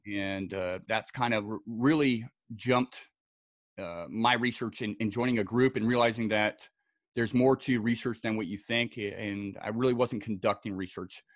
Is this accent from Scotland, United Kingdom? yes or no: yes; Scotland, United Kingdom; also born or lived in Southern California; now in United States; I was uh, born and raised in Scotland